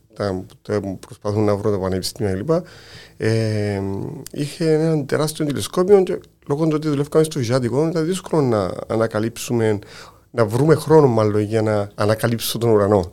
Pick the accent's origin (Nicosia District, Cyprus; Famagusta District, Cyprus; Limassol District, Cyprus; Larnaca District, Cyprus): Larnaca District, Cyprus; Kiti; κατάγομαι από το Κίτιν